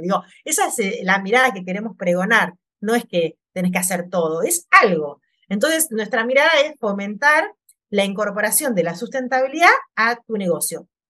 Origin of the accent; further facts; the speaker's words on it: Mar del Plata, Buenos Aires Province, Argentina; yo nací en Mar de Plata, que es una ciudad costera